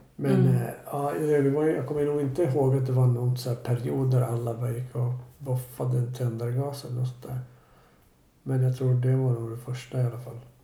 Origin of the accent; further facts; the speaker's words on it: Stockholm, Stockholm County, Sweden; also born or lived in Bromma; Jag är född på Sabbatsbergs sjukhus som ligger typ precis vid Vasaparken